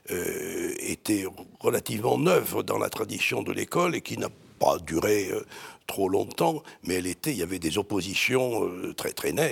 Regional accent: Marseille, Provence-Alpes-Côte d'Azur, France; born there; accent: Marseille; now in Paris, France; Je suis né à Marseille, j'ai perdu mon accent en montant à Paris.

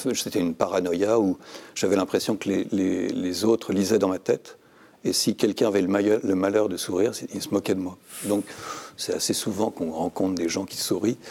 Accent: Saint-Cloud, Île-de-France, France; also born or lived in Brittany; je suis un breton de Paris. Je suis né à, Saint-Cloud

